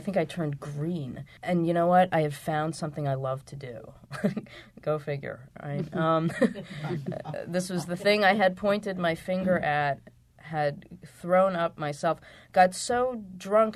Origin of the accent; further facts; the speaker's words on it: outside of Philadelphia, Pennsylvania, United States; born or raised there